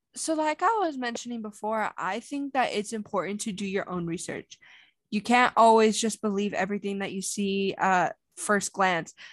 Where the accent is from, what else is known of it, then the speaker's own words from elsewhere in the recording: United States; as an American